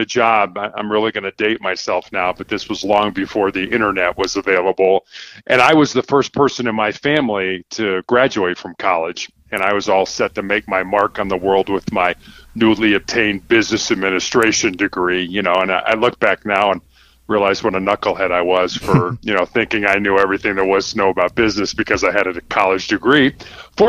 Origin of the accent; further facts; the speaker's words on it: Chicago, Illinois, United States; I was born and raised in Chicago, Illinois